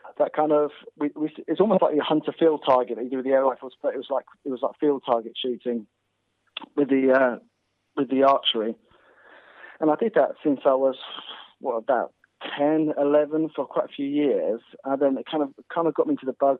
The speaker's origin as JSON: {"language": "English", "area": "Snowdonia", "region": "North Wales", "country": "United Kingdom", "tie": "born or raised there", "also_born_or_lived": "Kent", "moved": "yes", "said": "I grew up in Snowdonia in North Wales."}